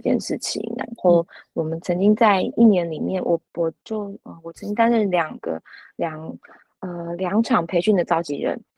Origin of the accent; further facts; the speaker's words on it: Luzhou, New Taipei, Taiwan; 这是我的故乡